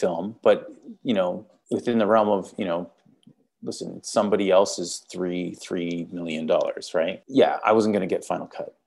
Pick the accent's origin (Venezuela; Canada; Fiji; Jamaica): Canada; accent: Canadian; I'm Canadian